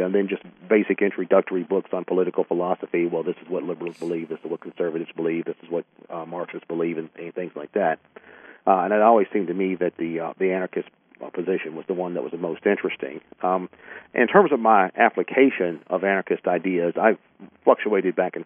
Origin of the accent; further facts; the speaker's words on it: United States; I grew up in the United States.